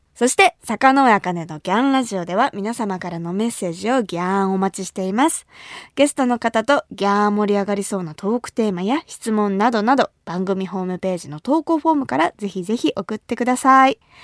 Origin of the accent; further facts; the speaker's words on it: Kumamoto, Japan; 私が生まれ育った熊本